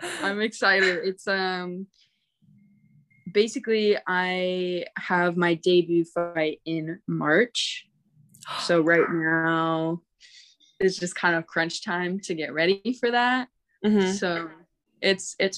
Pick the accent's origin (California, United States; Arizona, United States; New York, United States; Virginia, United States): Arizona, United States; now in Oregon, United States; I'm from Arizona originally